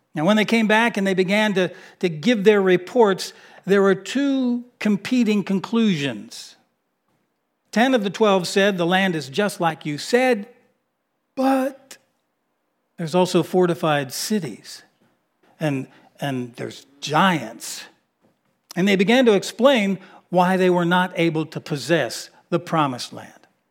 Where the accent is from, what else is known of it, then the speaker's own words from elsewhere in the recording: Miami, Florida, United States; moved away; I grew up in Miami, Florida, in my younger years